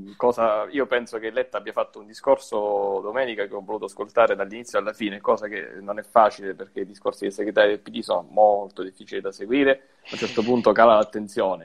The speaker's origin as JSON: {"language": "Italian", "region": "Sicily", "country": "Italy", "said": "che pure sono siciliano"}